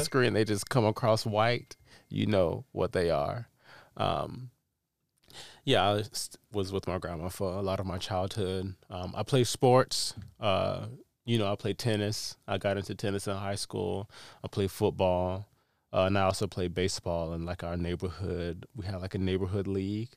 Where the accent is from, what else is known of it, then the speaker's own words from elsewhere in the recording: Darlington, South Carolina, United States; I was born in, uh, Darlington, South Carolina